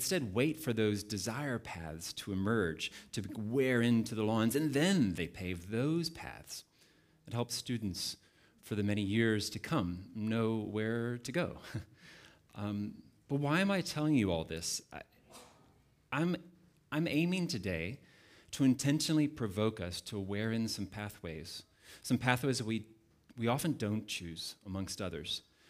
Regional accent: United States; now in Cape Town, South Africa; I'm not from here, as you can probably tell. I'm originally from the United States, but Cape Town, specifically the Valley, we have called home for the last 12 and a half years

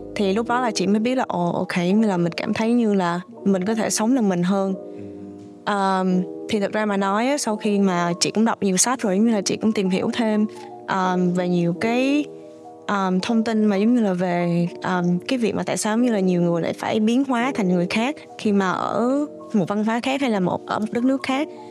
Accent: Ho Chi Minh City, Vietnam; now in New Brunswick, Canada; ra ở Sài Gòn thì à, chị sang đây vào năm 2011

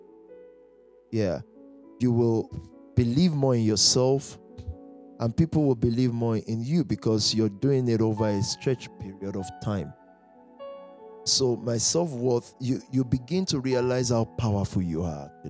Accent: Nigeria; moved away as an adult; I've even forgotten I'm from Nigeria

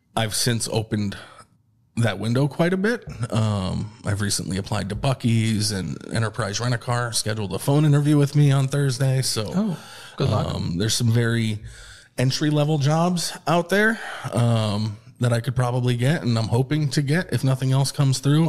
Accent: Troy, New York, United States; moved away as an adult; now in Austin, United States; we're from Troy, New York

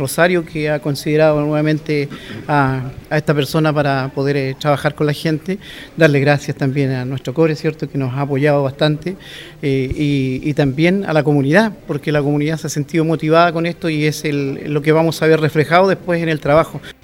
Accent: Chile; esa identidad que nos caracteriza como buenos chilenos

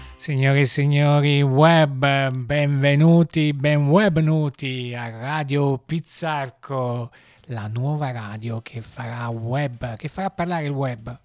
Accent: Naples, Campania, Italy; si sente un po' l'accento? Sì, siamo, siamo da Napoli

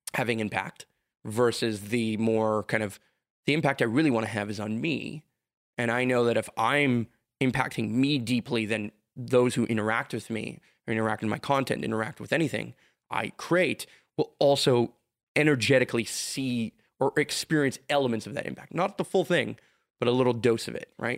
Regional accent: Montreal, Quebec, Canada; I can live in Montreal

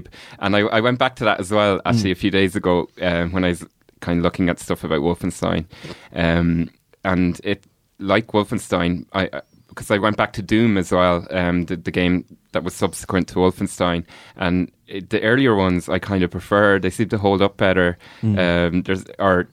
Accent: Kells, Leinster, Ireland; we grew up in Kells

